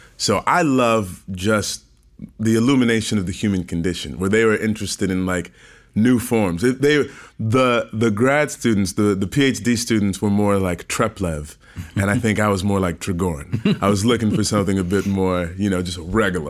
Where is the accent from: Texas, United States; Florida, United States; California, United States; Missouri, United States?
Missouri, United States; St. Louis; Born and raised in Saint Louis, Missouri